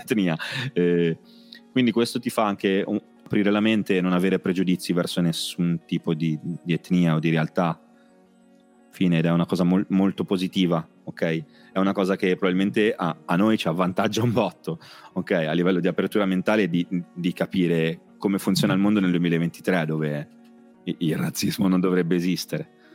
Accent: Rapallo, Liguria, Italy; Io vengo dalla periferia di La Pallo, io abitavo, eh, in, in via Betti, poi ho cambiato mi, mille posti

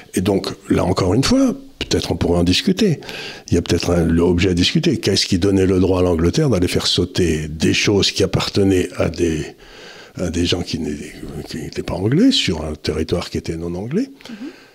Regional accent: France; nous, en tant que Français

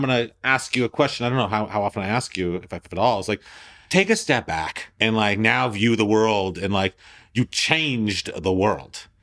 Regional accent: Thornhill, Ontario, Canada; I'm this Jew from Thornhill

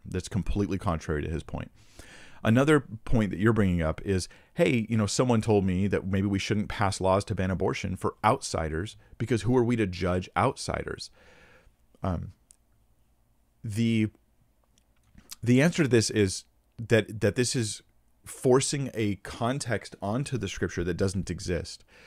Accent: United States; I'm American

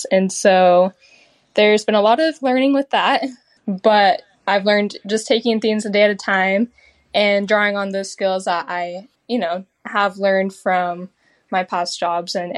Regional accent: Utah, United States; I grew up in Utah, you know, around the mountains up there

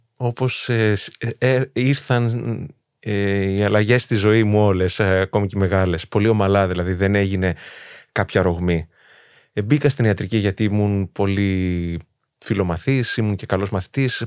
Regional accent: Thessaloniki, Central Macedonia, Greece; Εγώ δεν είχα φύγει από τη Θεσσαλονίκη. Δηλαδή, εκεί μεγάλωσα

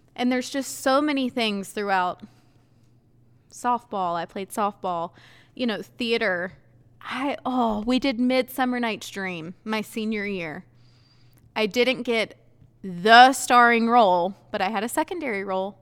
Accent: Ayden, North Carolina, United States; our high school was two towns, two different towns in one building.

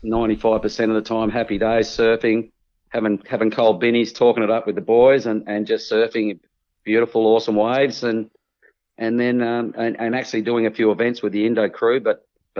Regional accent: Perth, Western Australia, Australia; I come from Trig Point, Perth.

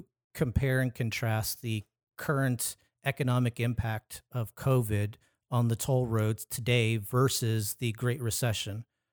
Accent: Orange County, California, United States; I've been born and raised in Orange County.

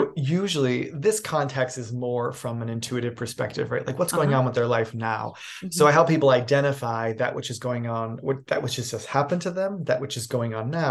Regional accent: New York City, New York, United States; moved away as an adult; also born or lived in New England; now in Los Angeles, United States; I'm a New England born boy. I grew up in New York City, and then I became like an adult here in Los Angeles

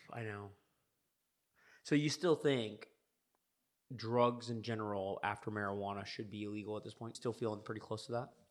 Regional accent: United States; as an American

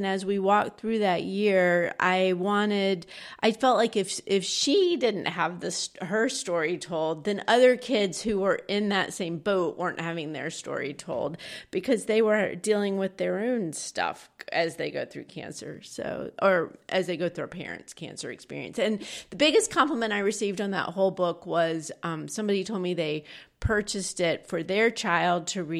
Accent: Georgia, United States; We're actually both from Georgia, but we've lived sort of all over the place.

